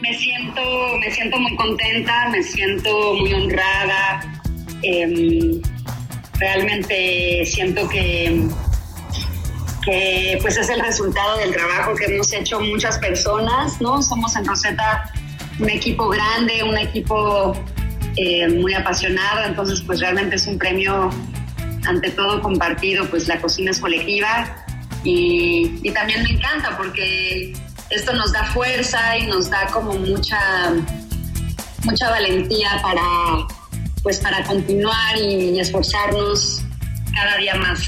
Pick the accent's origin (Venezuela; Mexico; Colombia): Mexico; de yo como mexicana